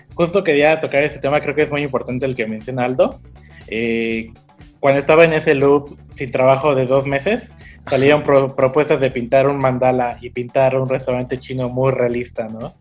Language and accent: Spanish; Cancún, Quintana Roo, Mexico; also born or lived in Puebla; mis papás llegaron a Cancún en el 99 y ya yo tenía como cinco años en ese entonces